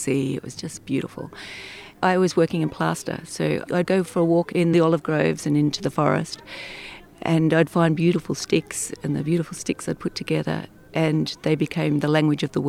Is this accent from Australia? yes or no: yes; a little town north of Melbourne, Victoria, Australia; moved away as an adult; now in Italy; I was born in a little town north of Melbourne in the south of Australia.